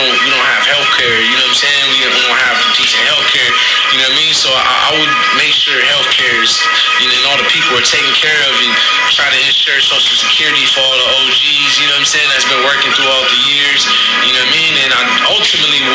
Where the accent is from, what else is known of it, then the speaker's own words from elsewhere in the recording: San Francisco, California, United States; I'm from San Francisco, the Mission District, 24th Street